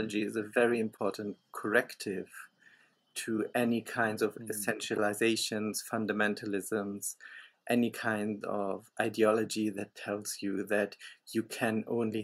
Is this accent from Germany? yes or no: yes; Germany; I grew up in Germany, and I still live in Germany